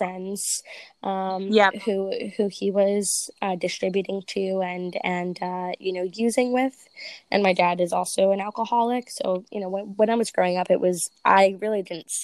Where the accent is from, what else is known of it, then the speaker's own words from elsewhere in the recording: New Jersey, United States; I'm from Jersey